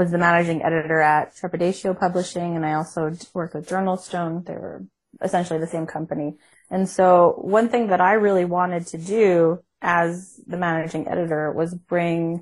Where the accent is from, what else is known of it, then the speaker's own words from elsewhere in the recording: Canada; I'm Canadian